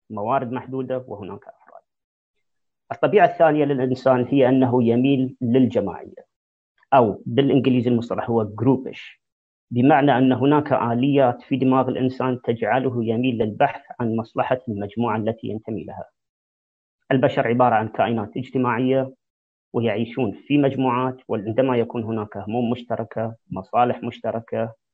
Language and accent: Arabic; Saudi Arabia; moved away; القيم والاخلاق الايجابيه اللي جيت فيها من السعوديه